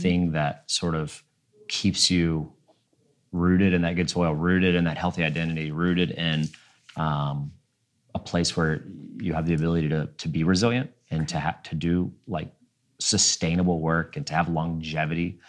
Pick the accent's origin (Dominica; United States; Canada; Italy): United States; Cincinnati, Ohio; moved away as an adult; also born or lived in Atlanta / Nashville; and then I moved back to Cincinnati, which is my hometown